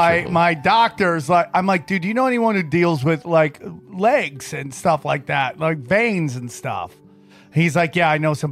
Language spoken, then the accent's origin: English; upstate New York, United States; when I was growing up in upstate New York